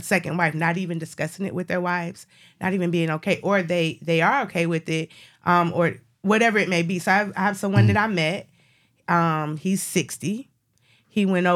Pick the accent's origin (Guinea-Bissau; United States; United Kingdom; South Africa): Guinea-Bissau; moved away; my home country, Guinea-Bissau